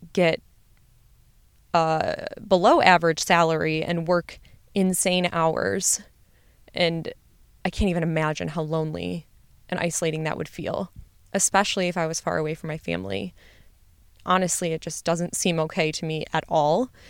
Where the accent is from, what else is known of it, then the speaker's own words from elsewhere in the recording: Midwest, United States; I'm from the Midwest, and so I wanted to stay home